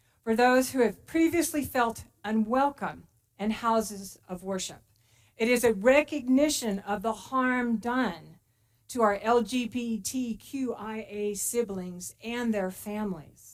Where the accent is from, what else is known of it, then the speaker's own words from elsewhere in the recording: Texas, United States; moved away as an adult; now in Placerville, United States; I am very proud to be a Texan.